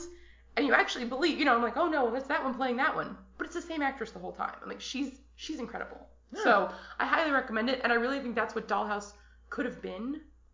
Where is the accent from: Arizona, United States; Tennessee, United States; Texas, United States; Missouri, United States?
Arizona, United States; 34, I'm from Arizona.